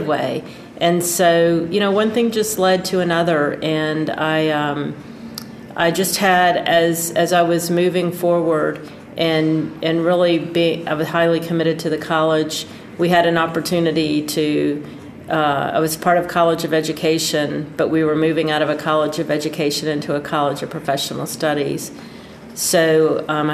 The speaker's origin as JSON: {"language": "English", "town": "Pensacola", "region": "Florida", "country": "United States", "tie": "born or raised there", "said": "I love Pensacola. I love my hometown"}